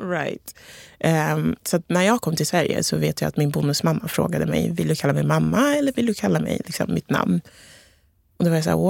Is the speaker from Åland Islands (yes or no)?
no; Togo; now in Sweden; Från Ghana, jag är från Togo så det är ganska liknande kulturer.